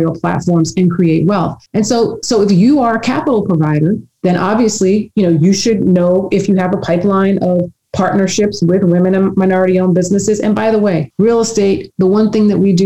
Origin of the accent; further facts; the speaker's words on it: New York City, New York, United States; where I grew up in Queens